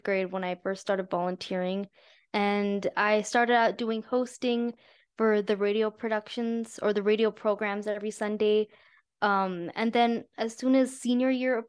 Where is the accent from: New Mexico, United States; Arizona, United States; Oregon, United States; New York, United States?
New Mexico, United States; Albuquerque; I'm from Albuquerque, New Mexico. My parents are from India, but I grew up here.